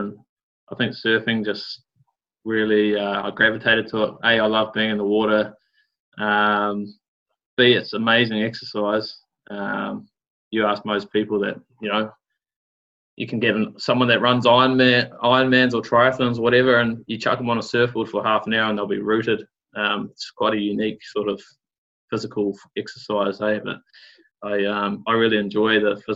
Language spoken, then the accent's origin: English; Auckland, New Zealand; also born or lived in Coromandel; I grew up in Auckland in the thick of it there, in Kohimarama, nice suburb to grow up